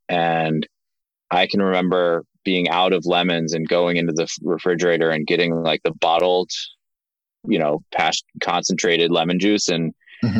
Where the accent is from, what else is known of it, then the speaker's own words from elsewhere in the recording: Linthicum, Maryland, United States; We grew up in Maryland, uh, right outside of Baltimore, in a in a town called Linthicum